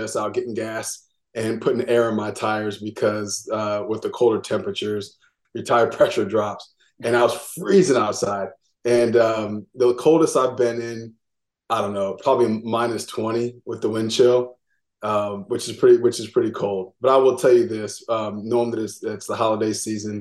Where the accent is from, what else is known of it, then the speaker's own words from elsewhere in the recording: Seattle, Washington, United States; moved away as an adult; I'm from Seattle, Washington originally.